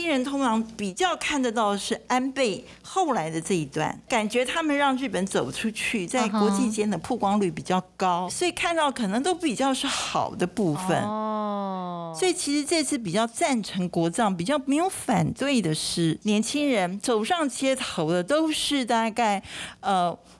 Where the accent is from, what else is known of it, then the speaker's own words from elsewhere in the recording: Taiwan; 那这是我们台湾人的看法。